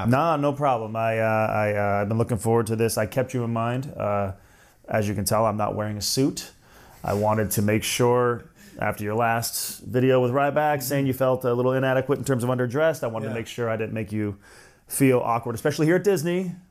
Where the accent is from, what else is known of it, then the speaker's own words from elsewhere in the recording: Canada; I am Canadian.